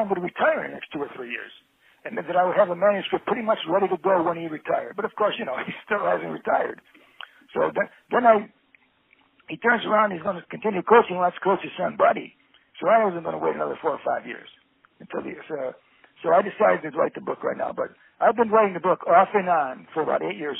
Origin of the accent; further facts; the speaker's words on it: Little Falls, New York, United States; moved away; also born or lived in Liverpool, New York; I grew up in Little Falls and have been about an hour east of Syracuse